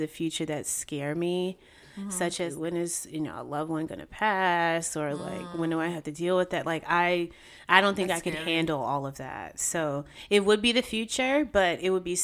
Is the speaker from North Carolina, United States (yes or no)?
yes; Raleigh, North Carolina, United States; moved away as an adult; now in New York, United States; I was born in New York, but I was raised in Raleigh, North Carolina, and I moved to New York in 2012